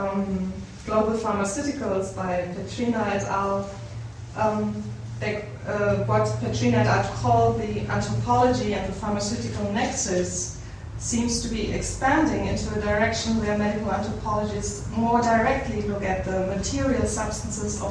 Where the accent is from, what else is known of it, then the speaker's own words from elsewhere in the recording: Germany; moved away as an adult; also born or lived in Darjeeling, India / Berlin, Germany; I'm from Germany, and I came here in 2002